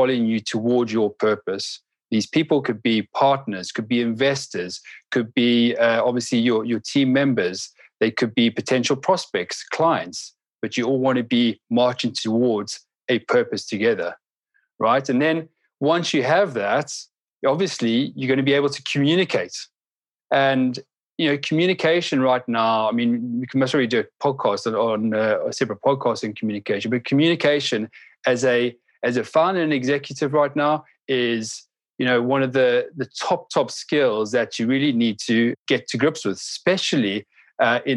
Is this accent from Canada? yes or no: no; South Africa; I'm from South Africa. I mentioned it earlier on, and I grew up in just at the cusp of when we were transitioning from this apartheid era